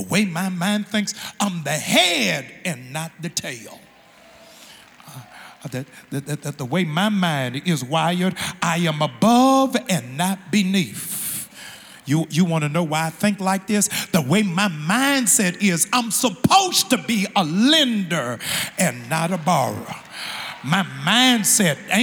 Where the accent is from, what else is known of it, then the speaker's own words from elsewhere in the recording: Maryland, United States; moved away; my home state of Maryland